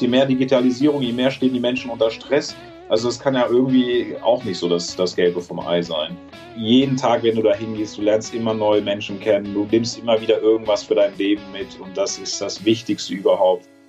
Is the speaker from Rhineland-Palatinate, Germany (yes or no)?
yes; Trier, Rhineland-Palatinate, Germany; moved away as an adult; mit 18 bin ich ja aus äh, Trier, aus meiner Heimat äh, raus